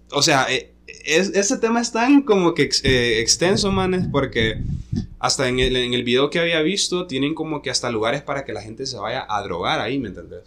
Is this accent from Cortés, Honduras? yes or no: no; La Ceiba, Atlántida, Honduras; also born or lived in Tegucigalpa; yo nací en Tegucigalpa, pero resido en La Ceiba. Desde, desde muy pequeño vivo ahí